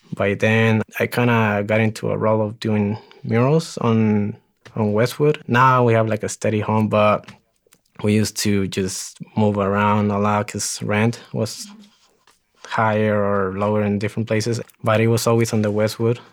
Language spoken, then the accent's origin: English; Ciudad Juárez, Chihuahua, Mexico; also born or lived in El Paso, Texas / Greeley, Colorado; now in Denver, United States; I was actually born in El Paso, Texas, but I, I lived in Juarez. I was raised in Juarez